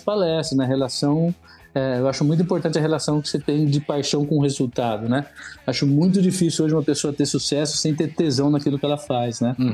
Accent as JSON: {"language": "Portuguese", "town": "Marília", "region": "São Paulo", "country": "Brazil", "tie": "born or raised there", "moved": "as an adult", "said": "como nascido no interior, né? É, nasci em Marília"}